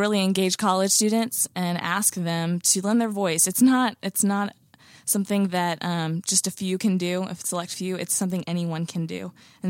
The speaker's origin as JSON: {"language": "English", "country": "United States"}